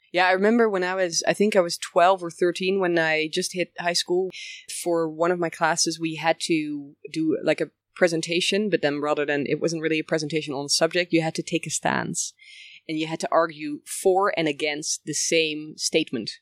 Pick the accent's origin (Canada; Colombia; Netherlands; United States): Netherlands; Bussum, North Holland; also born or lived in village near Rotterdam, Netherlands; we moved when I was about five years old to another place in the Netherlands, um, Bussum to be precise, near Amsterdam.